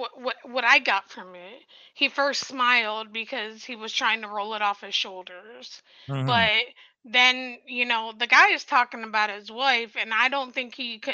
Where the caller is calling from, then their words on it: Ohio, United States; I'm from Ohio.